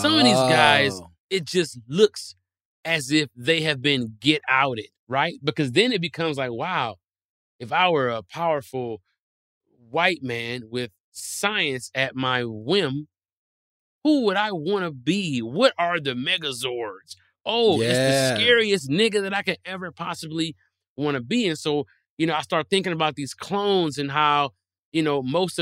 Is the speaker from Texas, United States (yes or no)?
no; Detroit, Michigan, United States; I'm from Detroit where they make cars